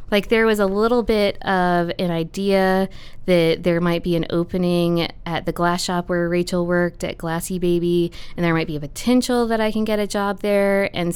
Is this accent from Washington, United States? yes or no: no; Richmond, Virginia, United States; moved away as an adult; I am from here. Born and raised, grew up, then went to undergrad here at VCU. So, spent the first 23 years of my life right